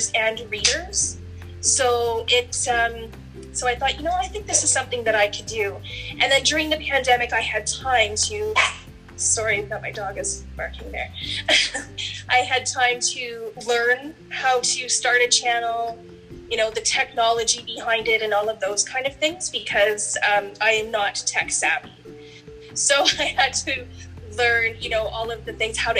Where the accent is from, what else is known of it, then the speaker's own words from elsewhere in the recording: Canada; I'm from Canada. I live in Canada, and I live near Niagara Falls, Ontario.